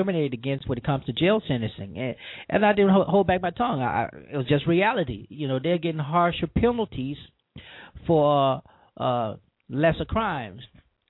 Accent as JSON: {"language": "English", "region": "Louisiana", "country": "United States", "tie": "born or raised there", "moved": "yes", "lives_now": "Mississippi, United States", "said": "my home state of Louisiana"}